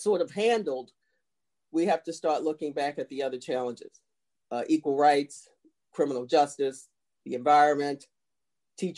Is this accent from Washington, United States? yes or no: no; Baltimore, Maryland, United States; I'm from Baltimore, and Baltimore is a beautiful city. Yes. But I grew up in one of the worst places in the country